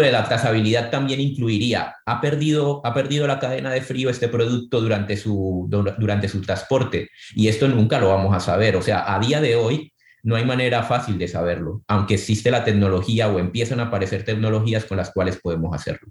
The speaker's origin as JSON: {"language": "Spanish", "area": "Santa Marta and Cartagena", "region": "Caribbean Region", "country": "Colombia", "tie": "born or raised there", "moved": "yes", "said": "yo crecí en el Caribe, crecí entre Santa Marta y Cartagena, dos ciudades de Colombia"}